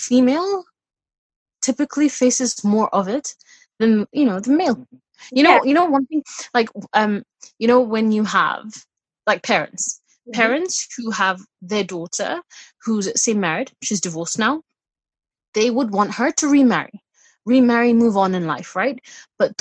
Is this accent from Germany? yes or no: no; United Kingdom; being British born, you have a lot of Western influences, you know, being brought up here.